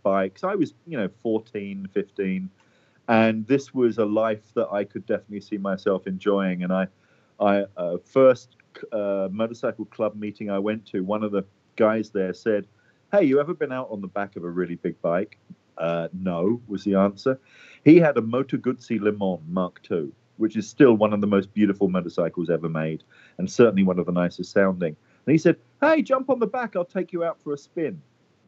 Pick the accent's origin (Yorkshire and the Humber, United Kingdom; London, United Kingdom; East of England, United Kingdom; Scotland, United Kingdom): London, United Kingdom; moved away as an adult; now in United States; I'm actually from London, England. Although I've been in the U.S. a long time, really on and off, but mostly on since about 94. But yeah, originally from London, England.